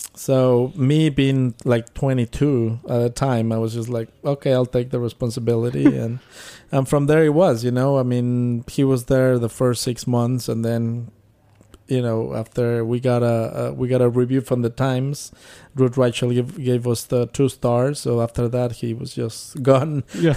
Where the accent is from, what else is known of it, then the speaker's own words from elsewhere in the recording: Mexico City, Mexico; moved away; I grew up in Mexico City